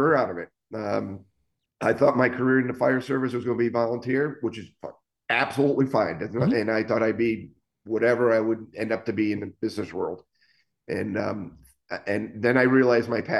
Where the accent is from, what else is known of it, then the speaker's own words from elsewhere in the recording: Waterbury, Connecticut, United States; moved away as an adult; also born or lived in Naugatuck, Connecticut / Boston, Massachusetts; I grew up in Waterbury, Connecticut, but Naugatuck, we were on the border